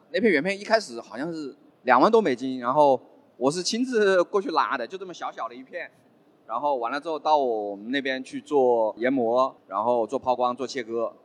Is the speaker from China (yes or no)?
yes; Wuhan, Hubei, China; 我本身是武汉人，然后疫情在家里被关了有一个多月，我是比较幸运的武汉人。我不是封城之前跑的那一批啊，因为正好那一年是我父亲是七十岁嘛，我是一月二号就离开武汉了，然后就去海南那边就在休假，然后碰到疫情嘛。因为工作的原因，武汉还没有解封的时候，我大概三月就回到武汉了